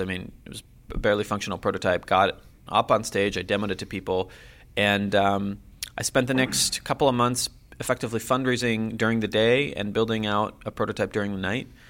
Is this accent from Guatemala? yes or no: no; Jerusalem, Jerusalem District, Israel; moved away as an adult; now in Silicon Valley, United States; I was born and raised in Jerusalem, Israel